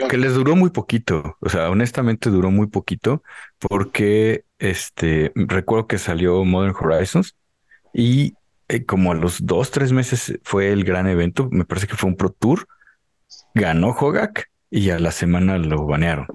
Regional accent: Mexico; somos mexicanos

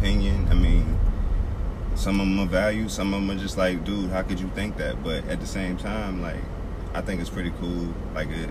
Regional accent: Lynchburg, Virginia, United States; Charlottesville I'm familiar with because I grew up in Lynchburg

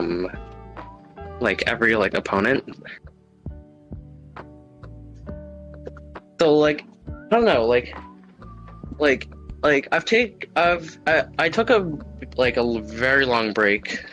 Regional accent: Canada; I'm not as Canadian as I thought it was

